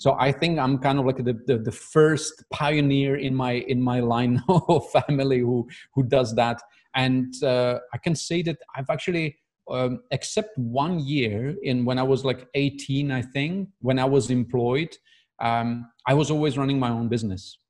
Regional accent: Prague, Czechia; moved away as an adult; now in Dubai, United Arab Emirates; I'm originally from Prague, from Czech Republic

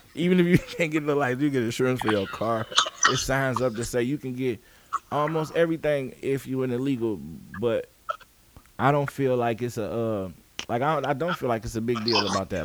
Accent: United States; we grew up in the United States

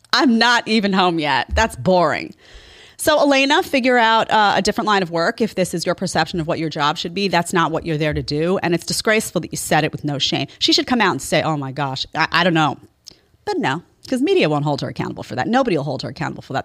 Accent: New York City, New York, United States; I grew up in New York City

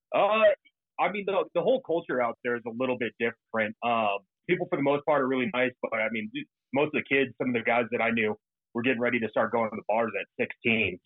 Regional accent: Fort Collins, Colorado, United States; also born or lived in Worcester, England; I was born and raised up in Fort Collins, Colorado, for the most part

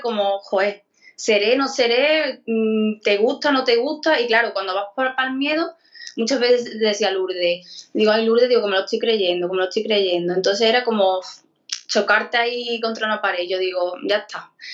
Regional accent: Écija, Andalusia, Spain; de, Sevilla, de Esija

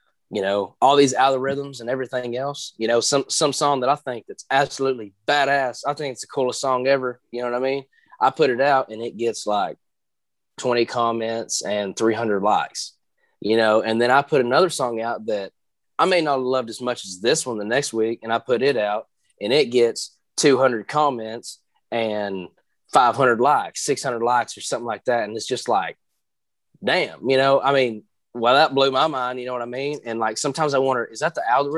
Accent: Maryville, Tennessee, United States; I'm from Maryville, Tennessee, and which is right outside of Knoxville

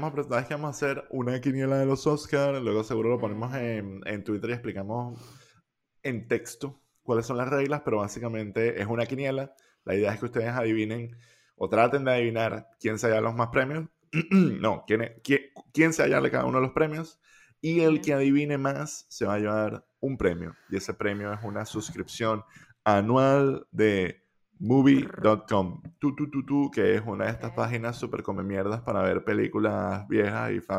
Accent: Venezuela; moved away; Nunca, yo me mudé de Venezuela

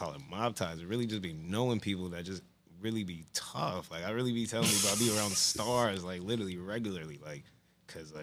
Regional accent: Union, New Jersey, United States; I was born in Jersey City, but I'm raised in Union, so I claim Union for real

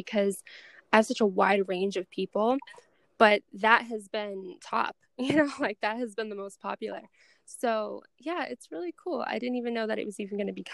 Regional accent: Boston, Massachusetts, United States; I'm from Boston.

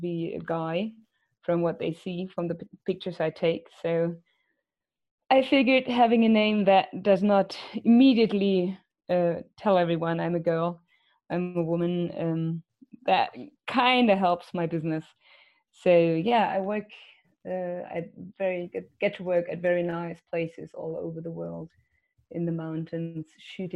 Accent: Munich, Bavaria, Germany; From Munich. I was born in Munich, grew up in the mountains and outdoors

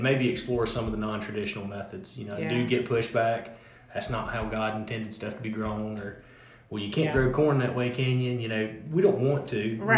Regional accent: Effingham County, Georgia, United States; now in Metter, United States; I thought I would raise my kids in my hometown

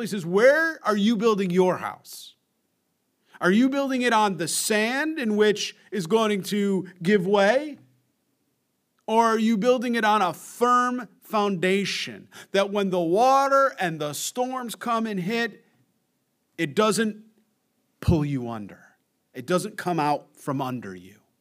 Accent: United States; I'm an American

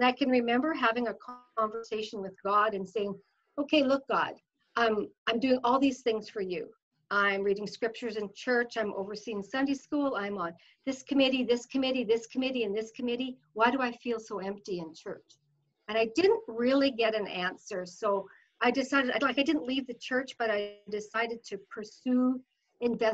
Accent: Fort Saskatchewan, Alberta, Canada; now in Sherwood Park, Canada; I grew up in Fort Saskatchewan. I lived there, you know, as my growing years

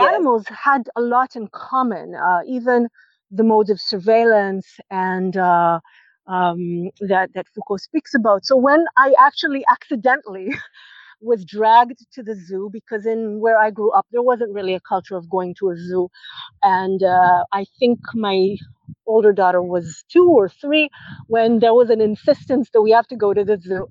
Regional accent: Israel; moved away as an adult; I visited uh, my my hometown after a few years of not being there

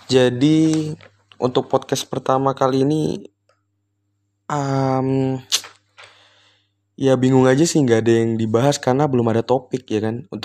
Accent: Tarakan, North Kalimantan, Indonesia; bingung nih kalau di daerah aku Tarakan tuh kayak nggak biasa banget ngomong gua gua gitu jadi biasanya aku kamu gitu

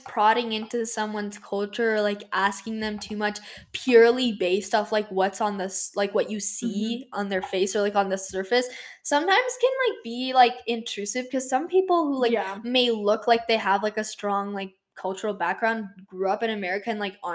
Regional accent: United States

